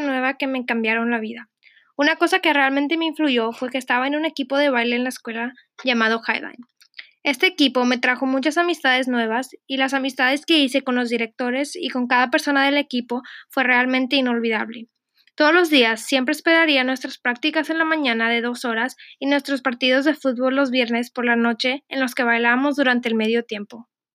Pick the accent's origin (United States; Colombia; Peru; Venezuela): United States; Austin, Texas; moved away; also born or lived in Monterrey, Mexico; Yo nací en Monterrey, pero me mudé a Austin, Texas cuando tenía nueve años